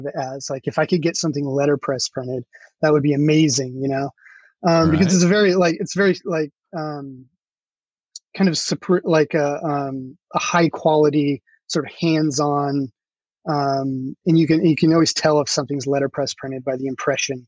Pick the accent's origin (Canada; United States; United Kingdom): United States; Centralia, Washington; I grew up in Sorry. Centralia, Washington